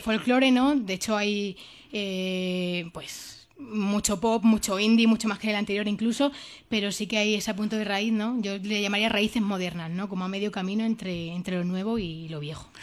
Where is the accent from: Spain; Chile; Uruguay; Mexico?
Spain; Jaraíz de la Vera, Extremadura; yo soy del norte de, de Extremadura, de la zona de la Vera